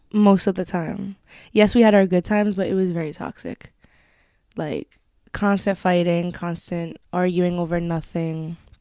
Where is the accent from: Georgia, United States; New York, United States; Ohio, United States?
New York, United States; Westchester; I am from Westchester